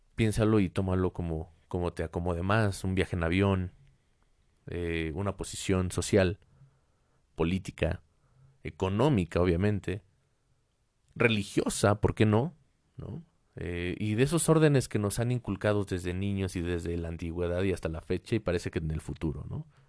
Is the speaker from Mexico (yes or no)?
yes; Mexico; en mi país México